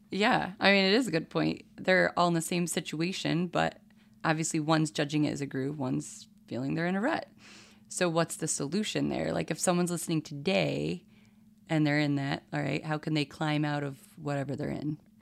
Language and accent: English; New York, United States; being a New Yorker and in Alabama